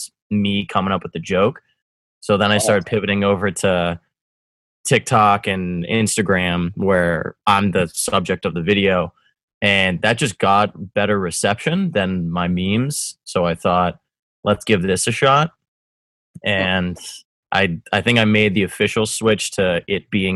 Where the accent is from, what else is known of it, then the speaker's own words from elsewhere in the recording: Winchester, Massachusetts, United States; also born or lived in Medford, Massachusetts / South Boston; I was born in Medford, lived in Winchester, and now here we are living in South Boston